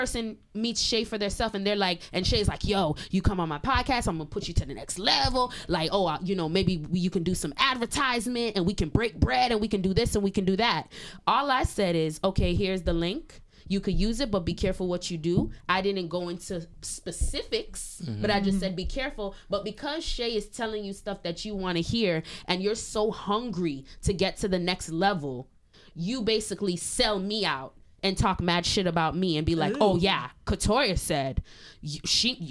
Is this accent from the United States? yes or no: no; Montreal, Quebec, Canada; I'm born and raised in Canada